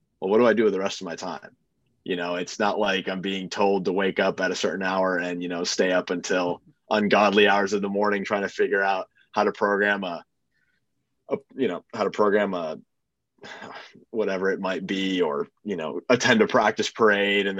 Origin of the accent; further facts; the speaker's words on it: Boston, Massachusetts, United States; moved away; also born or lived in Purdue, Indiana; I'm from Boston.